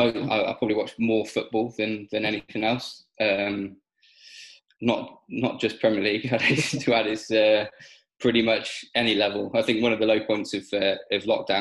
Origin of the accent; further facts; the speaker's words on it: Gloucestershire, South West England, United Kingdom; moved away; I grew up in Gloucestershire